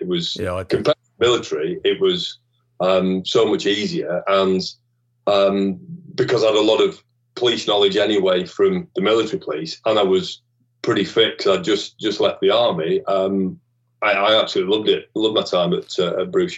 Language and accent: English; Bolton, North West England, United Kingdom; also born or lived in Liverpool; I was brought up in Bolton.